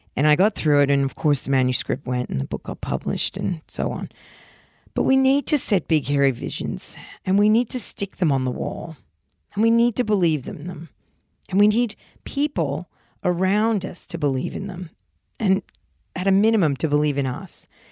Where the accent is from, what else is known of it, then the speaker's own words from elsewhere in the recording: New Jersey, United States; moved away; when I was young and growing up in New Jersey